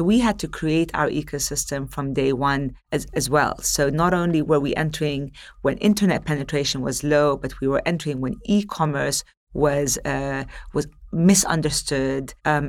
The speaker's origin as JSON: {"language": "English", "country": "Palestine", "also_born_or_lived": "Gulf", "said": "So as I mentioned earlier, I'm born and raised in the Gulf. I'm Palestinian originally. I'm one of five siblings."}